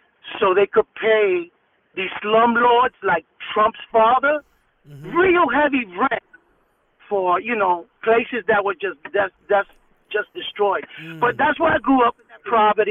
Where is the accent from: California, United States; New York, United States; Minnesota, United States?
New York, United States; New York City; East New York, Brooklyn was the area that I was raised